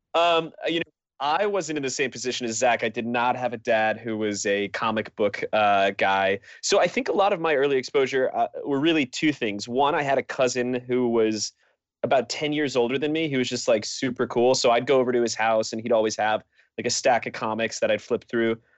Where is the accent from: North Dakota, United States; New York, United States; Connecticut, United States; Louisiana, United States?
Connecticut, United States; I grew up in Connecticut